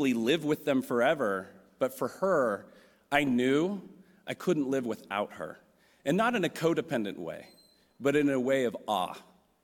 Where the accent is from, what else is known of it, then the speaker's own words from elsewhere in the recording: San Francisco, California, United States; I'm from San Francisco. I'm a third generation Californian